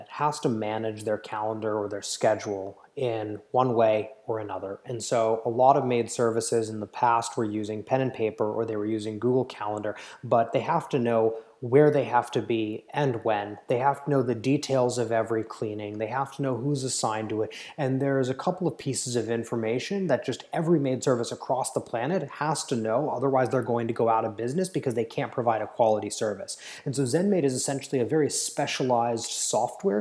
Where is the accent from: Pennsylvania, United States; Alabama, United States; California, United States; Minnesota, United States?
California, United States; Palo Alto; I grew up in Silicon Valley. I grew up in Palo Alto